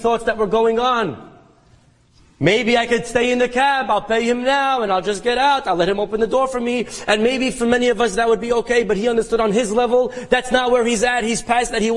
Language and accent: English; New York City, New York, United States; I grew up in Brooklyn